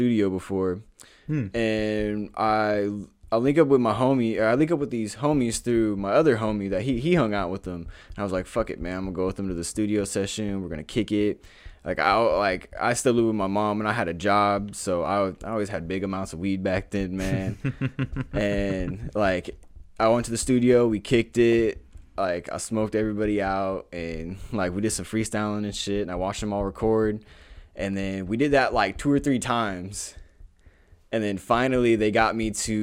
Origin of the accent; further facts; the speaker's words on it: Des Moines, Iowa, United States; also born or lived in Houston, Texas; I grew up here in Des Moines.